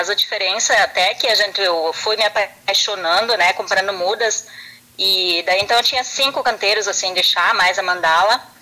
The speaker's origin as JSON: {"language": "Portuguese", "town": "Derrubadas", "region": "Rio Grande do Sul", "country": "Brazil", "tie": "born or raised there", "lives_now": "Picada Café, Brazil", "said": "daí eu vim embora aqui para picar Café, que eu sou natural lá de Derubadas"}